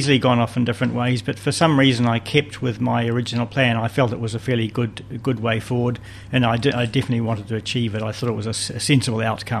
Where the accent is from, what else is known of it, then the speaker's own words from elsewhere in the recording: Wellington, New Zealand; moved away as an adult; now in Hawke's Bay, New Zealand; I was born in Wellington and I went to Karori School in my primary school years and Wellington College for my secondary school.